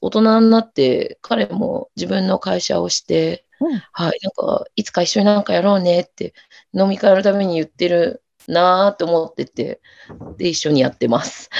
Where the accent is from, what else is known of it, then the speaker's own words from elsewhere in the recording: Sapporo, Hokkaido, Japan; also born or lived in Ehime / Finland; 札幌出身で、えっ、ー、と、愛媛と札幌行ったり来たりしながら、ものづくりをしています